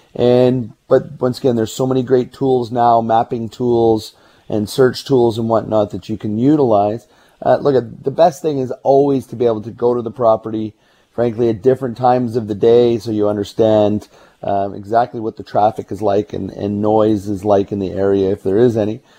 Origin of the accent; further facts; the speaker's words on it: Burnaby, British Columbia, Canada; also born or lived in Anmore; I grew up in Burnaby